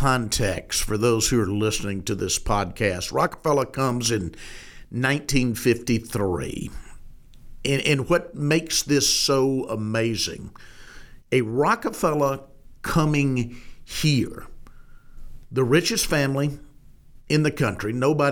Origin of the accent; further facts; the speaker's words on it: Arkansas, United States; born there; I was born in 59 in Arkansas, but my parents certainly experienced it.